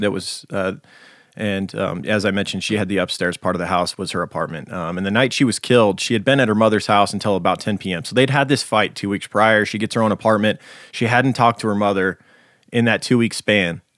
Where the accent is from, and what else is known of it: Nevada, United States; born or raised there